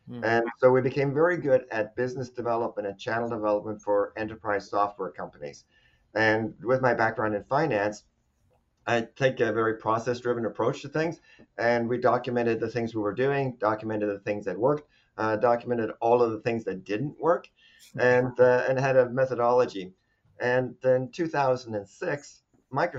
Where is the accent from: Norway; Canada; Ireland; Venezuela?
Norway; moved away as an adult; also born or lived in Arizona; now in United States; I'm actually from Norway originally.